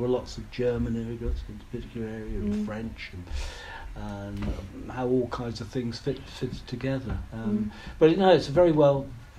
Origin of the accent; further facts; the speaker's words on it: London, United Kingdom; where I grew up in London, you couldn't go surfing.